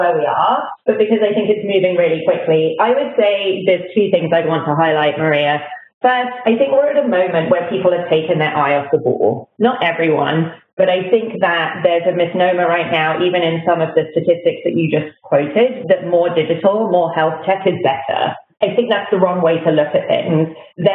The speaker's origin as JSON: {"language": "English", "country": "United Kingdom", "tie": "born or raised there", "also_born_or_lived": "London", "moved": "as an adult", "lives_now": "United States", "said": "you may notice from my accent that I grew up in Britain"}